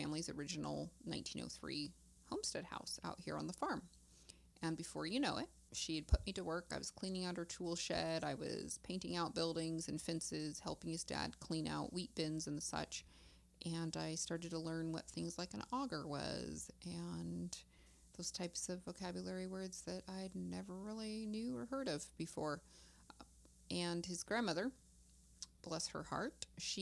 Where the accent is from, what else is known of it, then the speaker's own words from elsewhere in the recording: Eastern Oregon, United States; I grew up not too far away in a larger town